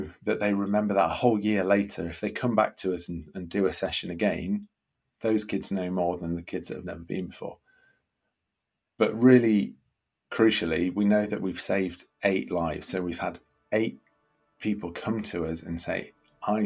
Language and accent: English; Nottingham, East Midlands, United Kingdom; I grew up in Nottingham